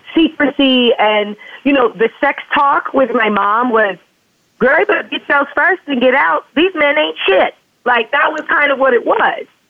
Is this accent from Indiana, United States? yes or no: yes; Indiana, United States; I grew up in Pence country, you know, Indiana, very sexually repressed state